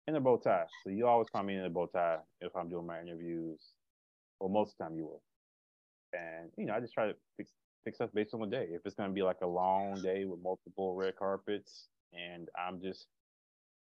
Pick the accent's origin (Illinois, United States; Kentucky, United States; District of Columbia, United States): Kentucky, United States; Louisville; I'm from Louisville, Kentucky